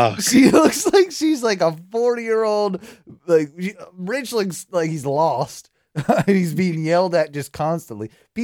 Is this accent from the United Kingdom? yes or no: yes; England, United Kingdom; No, we're English.